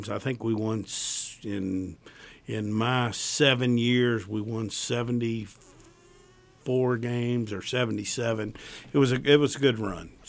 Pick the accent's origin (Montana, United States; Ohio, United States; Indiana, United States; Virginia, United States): Virginia, United States; I came from the Tidewater to here, and I always wanted to come back